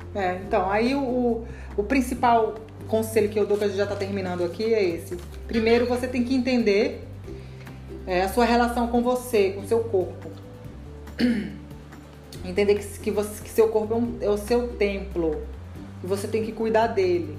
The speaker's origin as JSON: {"language": "Portuguese", "region": "Rondônia", "country": "Brazil", "tie": "born or raised there", "moved": "yes", "said": "eu fui criada lá em Rondônia"}